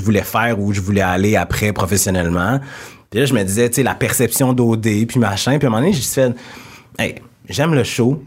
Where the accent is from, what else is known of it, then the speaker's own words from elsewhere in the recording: Quebec City, Quebec, Canada; accent: Québécois; also born or lived in Senegal / Jonquière; Je viens de Québec. Je suis entouré de personnes blanches. Euh, la majorité de mes amis sont blancs. J'ai grandi dans cet environnement-là.